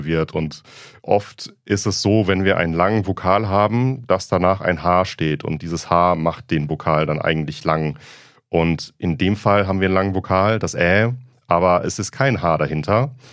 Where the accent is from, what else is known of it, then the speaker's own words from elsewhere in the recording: southwestern Germany, Germany; aus meiner Heimat, aus dem äh, südwestdeutschen Raum